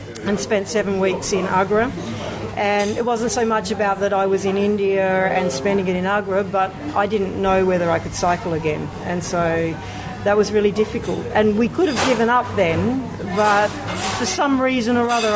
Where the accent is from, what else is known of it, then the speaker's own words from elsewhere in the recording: Australia; also born or lived in London; I come from Australia